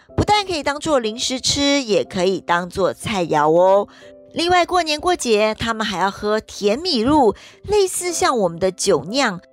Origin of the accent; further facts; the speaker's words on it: Taiwan; 像我们台湾人，好像现在，嗯，应该是年夜饭有时候都会到外面去吃了